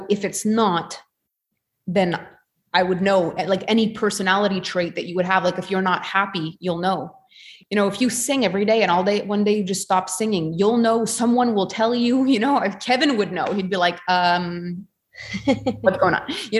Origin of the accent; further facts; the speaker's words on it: Canada; being Canadian and all the politics and everything that have happened here